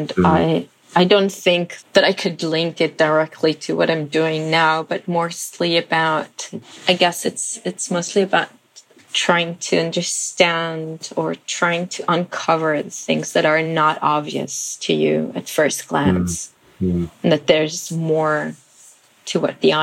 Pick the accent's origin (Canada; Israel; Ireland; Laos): Israel; moved away; also born or lived in Philippines / New York, United States; I was born in Israel, and I guess I had a very ordinary childhood